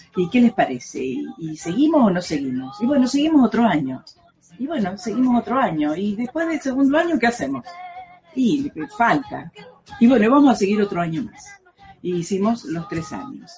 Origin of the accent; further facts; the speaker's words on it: Rosario, Santa Fe, Argentina; sentirme profeta en mi tierra